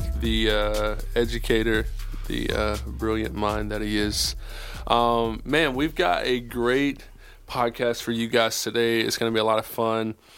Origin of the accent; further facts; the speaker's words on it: South Carolina, United States; now in Charlotte, United States; I'm from South Carolina